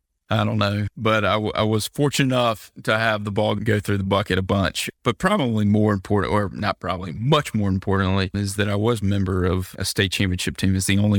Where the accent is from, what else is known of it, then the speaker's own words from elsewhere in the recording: Mobile, Alabama, United States; now in Birmingham, United States; So yeah, I grew up in Mobile. I'm a water guy. I miss it.